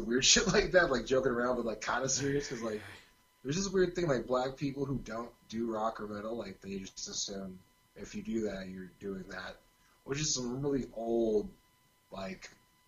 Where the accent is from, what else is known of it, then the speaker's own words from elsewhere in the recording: California, United States; accent: California surfer; It's here in California.